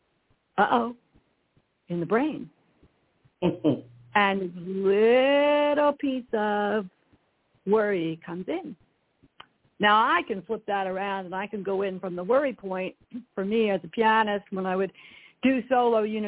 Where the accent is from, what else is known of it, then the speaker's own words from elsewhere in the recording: Glen Rock, New Jersey, United States; also born or lived in New York City; now in Northern California, United States; my hometown of Glen Rock